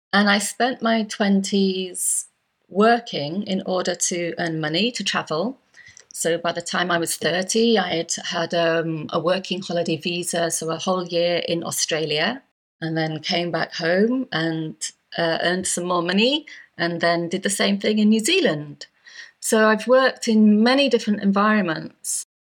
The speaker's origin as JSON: {"language": "English", "region": "Yorkshire and the Humber", "country": "United Kingdom", "also_born_or_lived": "Cyprus", "said": "I am indeed British. I'm English. I'm from the northeast, from North Yorkshire. But before I was 10, I'd spent 6 years of my life living in Cyprus because of my dad's job."}